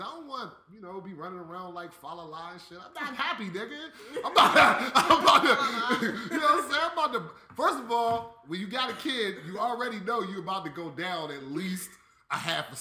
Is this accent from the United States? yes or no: yes; East Coast, United States; I'm from the East Coast